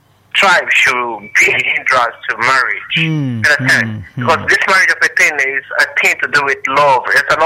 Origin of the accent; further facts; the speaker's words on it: Nigeria; I'm a Nigerian, but I hardly fall in love with any particular Nigerian tribe.